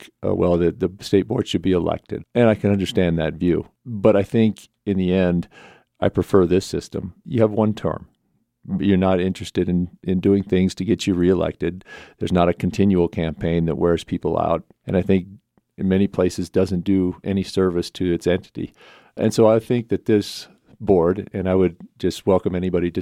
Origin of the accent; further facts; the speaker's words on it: Pinedale, Wyoming, United States; We in Pinedale, where I grew up, we had 200 kids in the high school